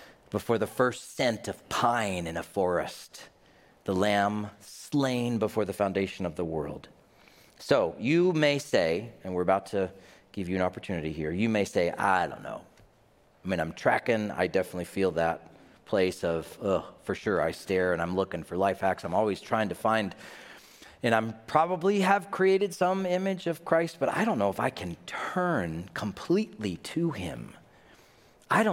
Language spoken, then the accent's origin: English; the South, United States; I grew up in the South